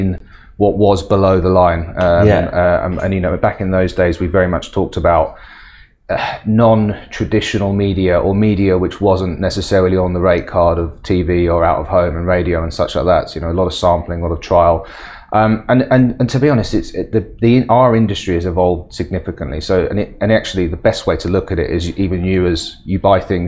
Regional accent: England, United Kingdom; now in Middle East; as an Englishman in the Middle East

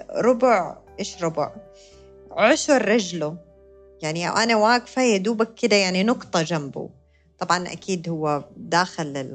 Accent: United States; born there; زي ما قلت لكم أنا كنت مولودة بأمريكا فكانت الحديقة هناك

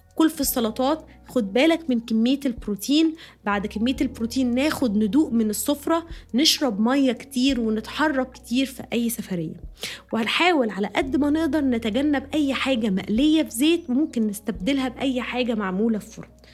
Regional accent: Egypt; moved away; انا عايشه بره مصر وانا مصريه طبعا

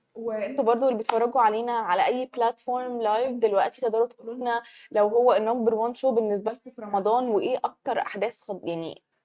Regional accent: Egypt; عندنا في مصر

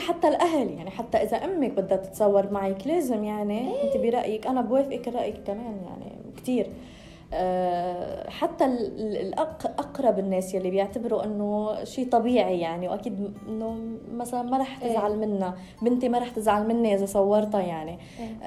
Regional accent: Lebanon; كوني أنا من لبنان

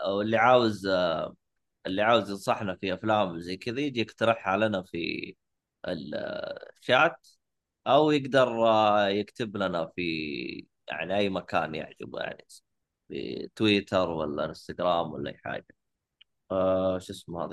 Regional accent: Saudi Arabia; عندنا في السعودية

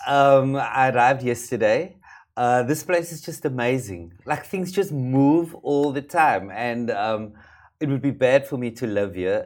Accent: Cape Town, Western Cape, South Africa; where I come from um, in South Africa, hair is a big issue, particularly in the community in which I grew up

